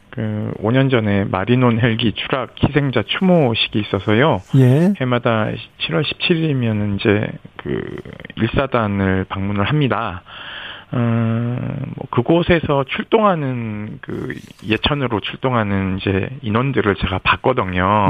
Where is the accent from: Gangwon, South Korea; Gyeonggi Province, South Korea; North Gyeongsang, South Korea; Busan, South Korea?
North Gyeongsang, South Korea; Yeongju; 거기가 저희 고향 영주 바로 밑 밑에 있는 내성천이에요. 영주댐에서 물이 나와서 그리 흘러가는데 어린 시절 놀던 곳이기도 해서